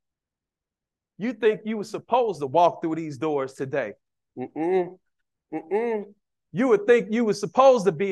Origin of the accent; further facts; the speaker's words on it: Chicago, Illinois, United States; I didn't see married couples growing up in Cabrini Green.